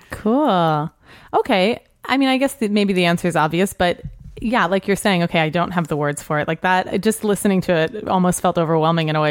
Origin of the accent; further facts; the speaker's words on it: New Orleans, Louisiana, United States; moved away; also born or lived in New York; I grew up in New Orleans.